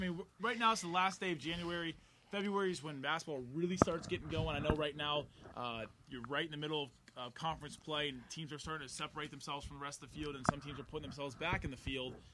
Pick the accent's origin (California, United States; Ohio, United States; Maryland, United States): Ohio, United States; Columbus; I'm from Columbus